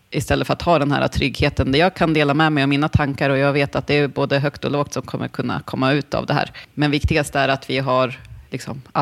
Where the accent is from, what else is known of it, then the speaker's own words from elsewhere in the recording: Tänndalen, Jämtland, Sweden; Jag är ju uppvuxen i Tändalen delvis